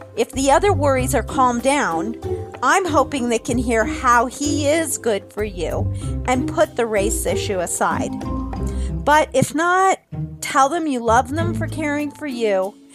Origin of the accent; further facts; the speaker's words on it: Ohio, United States; my home state of Ohio